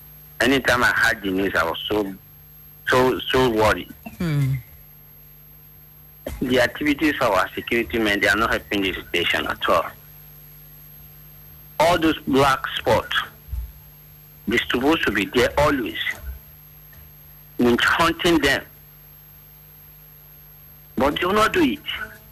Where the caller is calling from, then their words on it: Gwagwalada, Federal Capital Territory, Nigeria; from Gwagwalada.